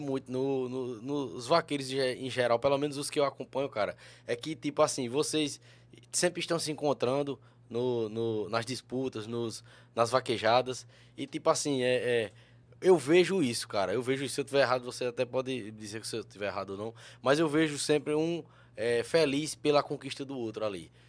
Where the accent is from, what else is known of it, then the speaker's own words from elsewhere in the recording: interior of Paraíba, Brazil; eu sou do interior da Paraíba